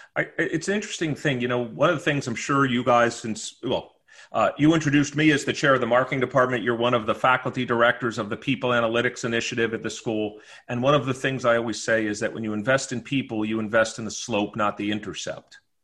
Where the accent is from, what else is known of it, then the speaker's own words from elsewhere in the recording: New York, United States; growing up in New York